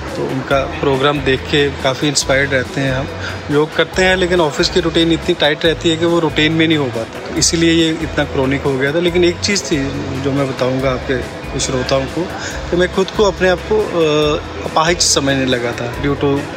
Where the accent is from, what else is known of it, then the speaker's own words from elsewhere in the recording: Jammu, Jammu and Kashmir, India; मेरी एज 48 है और मैं जम्मू से हूँ